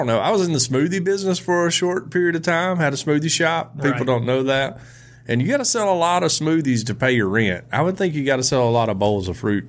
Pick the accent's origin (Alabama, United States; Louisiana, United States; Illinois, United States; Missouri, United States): Alabama, United States; I'm from Fed, Alabama.